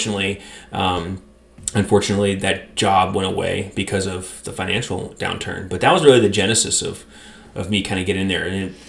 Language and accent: English; Clarksville, Tennessee, United States; I was a military brat, so I grew up in Clarksville, but then I went to school at University of Tennessee, Knoxville